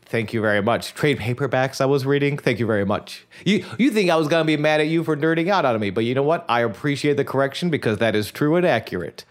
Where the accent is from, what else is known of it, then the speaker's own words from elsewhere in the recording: Buffalo, New York, United States; grew up in Buffalo